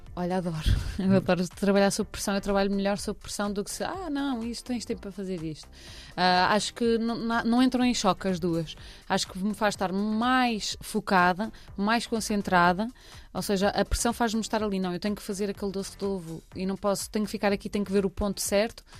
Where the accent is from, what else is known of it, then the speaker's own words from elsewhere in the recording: Cascais, Lisbon, Portugal; Eu trago as areias de Cascais, que eu sou de Cascais